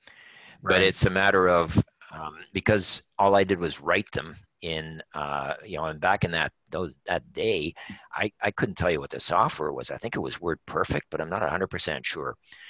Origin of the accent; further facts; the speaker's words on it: Canada; But you have to appreciate, as a Canadian author, the book sells for